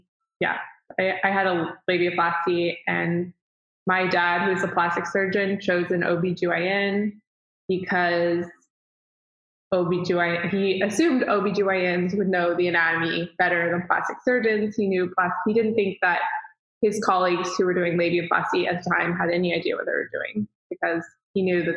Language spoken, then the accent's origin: English; Dallas, Texas, United States; I'm from Dallas, Texas.